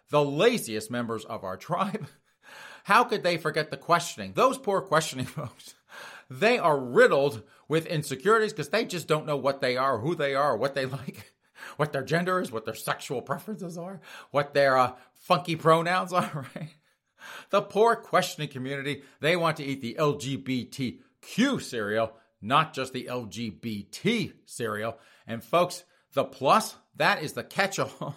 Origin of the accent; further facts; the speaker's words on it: South Carolina, United States; I'm from South Carolina